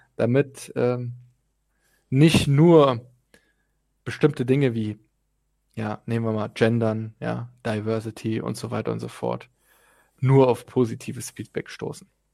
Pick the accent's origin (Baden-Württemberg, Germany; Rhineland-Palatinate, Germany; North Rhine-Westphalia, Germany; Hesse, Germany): Rhineland-Palatinate, Germany; Zweibrücken; now in Hamburg, Germany; ich bin geboren in Zweibrücken, wohne in Hamburg